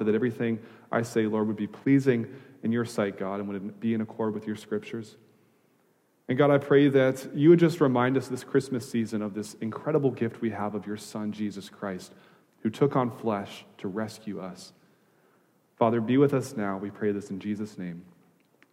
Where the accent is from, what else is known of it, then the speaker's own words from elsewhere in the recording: Wisconsin, United States; moved away as an adult; also born or lived in Louisville, Kentucky; now in California, United States; I grew up in Wisconsin